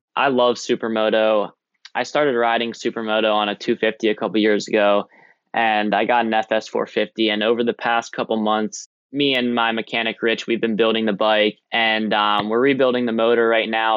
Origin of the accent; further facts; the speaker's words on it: Blueberry Capital, New Jersey, United States; me and Maz, we're from the Blueberry Capital